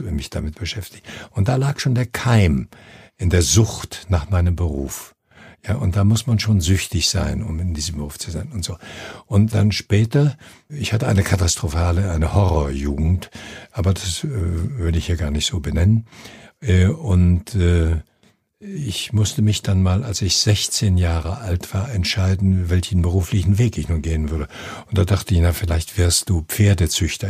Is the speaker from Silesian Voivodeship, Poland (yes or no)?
no; 90 km west of Gdańsk, Pomeranian Voivodeship, Poland; moved away; in meiner Heimatstadt, das ist äh, im jetzigen Polen oben an der Ostsee, 90 Kilometer westlich von Danzig